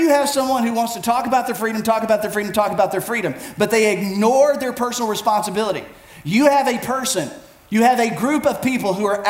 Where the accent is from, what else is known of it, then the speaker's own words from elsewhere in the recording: United States; as Americans, we are a people of rights